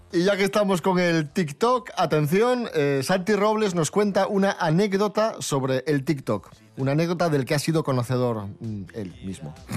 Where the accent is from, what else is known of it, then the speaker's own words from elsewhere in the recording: Asturias, Spain; la gente de mi tierra. Música asturiana